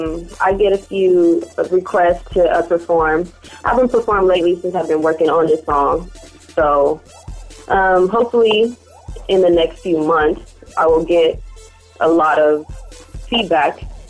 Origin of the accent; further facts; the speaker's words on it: Arizona, United States; also born or lived in Central California; now in Fresno, United States; I grew up in Arizona, amongst another region of Central Cali.